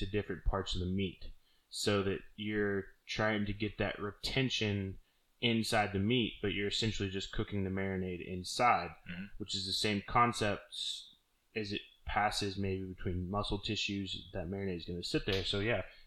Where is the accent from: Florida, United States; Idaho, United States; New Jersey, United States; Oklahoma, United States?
Oklahoma, United States; now in Key West, United States; Growing up in Oklahoma